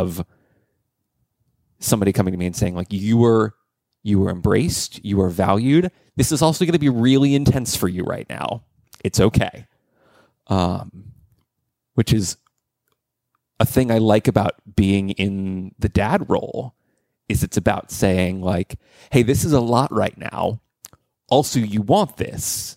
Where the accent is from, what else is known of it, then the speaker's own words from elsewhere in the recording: DC suburbs in Virginia, United States; I grew up in the DC suburbs in Virginia